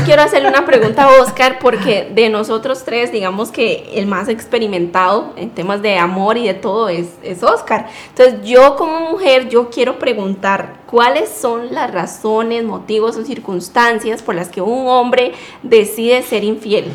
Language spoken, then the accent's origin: Spanish; Costa Rica; now in United States; tengo 24 años, soy de Costa Rica